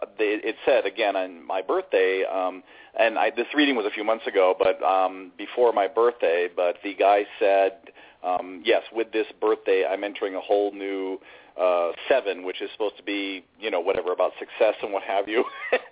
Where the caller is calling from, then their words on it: San Mateo, California, United States; I'm calling from San Mateo, California.